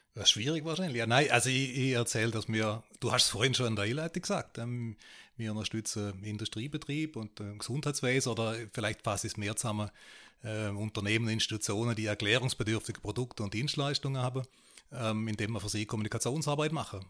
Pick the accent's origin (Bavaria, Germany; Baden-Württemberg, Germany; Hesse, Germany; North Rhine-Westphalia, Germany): Baden-Württemberg, Germany; Baden-Baden; moved away as an adult; also born or lived in Switzerland / Austria / Liechtenstein; ich bin geboren in Badebade, bin dort mit dem, heute heißt Südwestrundfunk, damals hieß es Südwestfunk, mit dem irgendwie auch aufgewachsen